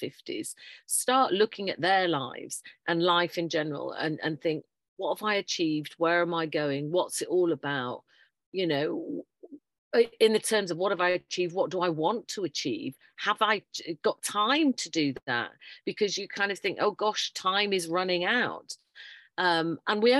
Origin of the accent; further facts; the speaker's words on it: Yorkshire and the Humber, United Kingdom; moved away as an adult; also born or lived in Tunbridge Wells, Kent; originally I'm a Yorkshire lass, but I moved down south because we had to go down and educate the southerners.